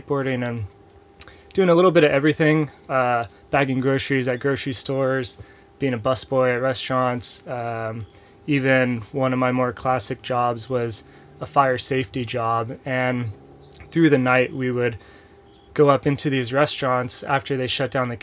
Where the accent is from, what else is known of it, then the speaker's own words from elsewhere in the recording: San Diego, California, United States; I grew up in San Diego